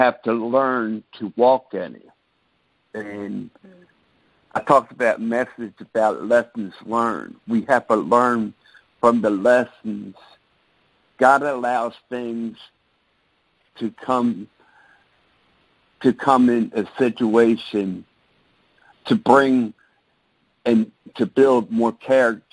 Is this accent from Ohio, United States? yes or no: no; Baltimore, Maryland, United States; I came from Baltimore, Maryland, born and raised